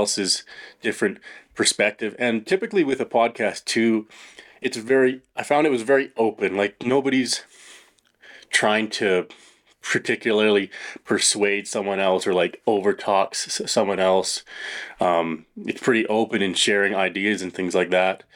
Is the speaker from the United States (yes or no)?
no; Chilliwack, British Columbia, Canada; I grew up in British Columbia, Chilliwack, BC